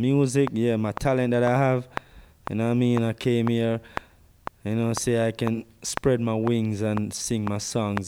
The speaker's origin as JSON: {"language": "English", "country": "Jamaica", "tie": "born or raised there", "moved": "yes", "said": "growing up in Jamaica"}